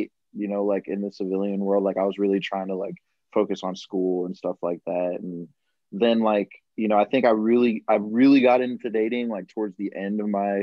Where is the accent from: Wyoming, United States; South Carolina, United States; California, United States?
South Carolina, United States; I am 26 and I'm from South Carolina.